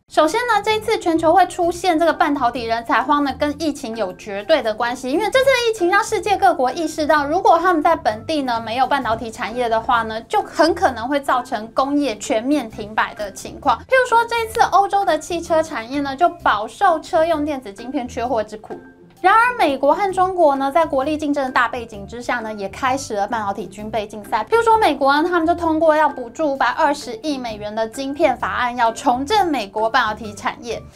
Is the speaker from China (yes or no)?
no; Taiwan; 我们一个小小两千三百万人口的台湾